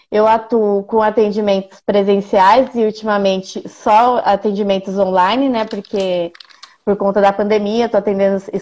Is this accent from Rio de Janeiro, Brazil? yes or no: no; Indaiatuba, São Paulo, Brazil; Nós quatro somos de Indaiatuba.